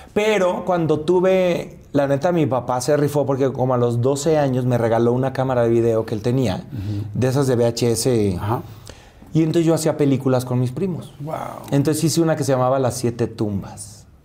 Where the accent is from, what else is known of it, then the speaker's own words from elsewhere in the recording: Tepatitlán, Jalisco, Mexico; moved away as an adult; now in Mexico City, Mexico; Los tacos al pastor de mi tierra, que yo soy de Tepatitlán, Jalisco